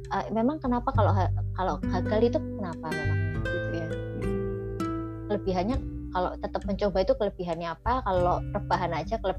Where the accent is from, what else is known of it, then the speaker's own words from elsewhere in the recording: Java, Indonesia; Indonesian is a second language; aku kan orang Jawa nanti ngomong bahasa Inggrisnya masa bahasa Inggris medok deh